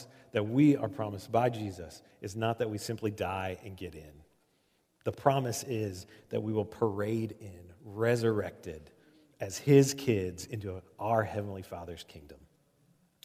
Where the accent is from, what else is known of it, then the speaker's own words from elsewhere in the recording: Omaha, Nebraska, United States; I grew up in Omaha.